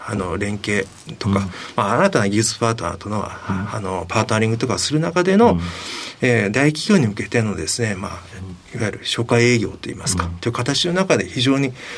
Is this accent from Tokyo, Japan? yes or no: no; Sasebo, Nagasaki, Japan; 佐世保市出身です。